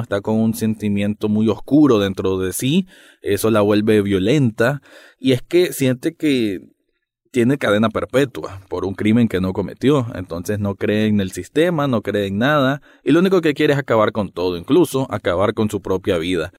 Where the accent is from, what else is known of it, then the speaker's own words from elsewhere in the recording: Nicaragua; yo como centroamericano